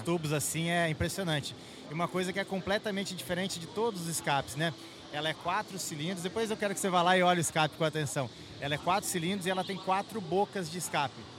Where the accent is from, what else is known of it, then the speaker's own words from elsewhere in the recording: Marília, São Paulo, Brazil; eu sou de Marília, né, interior de São Paulo